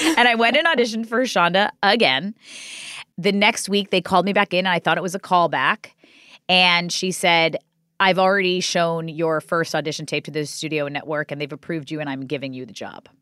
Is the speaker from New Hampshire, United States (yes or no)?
no; New York City, New York, United States; also born or lived in Staten Island; from Ozone Park, Queens, which is where I grew up.